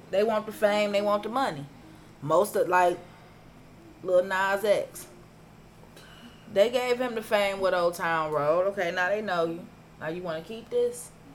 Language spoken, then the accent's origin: English; Cleveland, Ohio, United States; I wasn't from 105 or St. Clair. I was from Huff